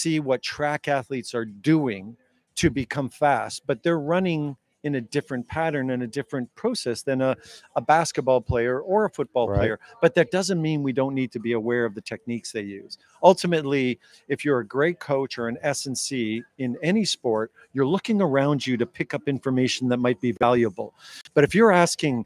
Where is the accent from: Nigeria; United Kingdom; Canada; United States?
Canada; Northern Canada; moved away as an adult; now in Malaysia; in my hometown in Northern Canada